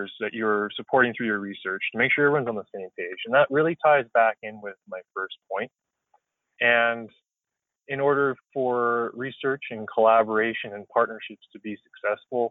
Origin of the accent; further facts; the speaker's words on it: Carberry, Manitoba, Canada; moved away; Carberry, Manitoba, which is my hometown where I grew up just outside of.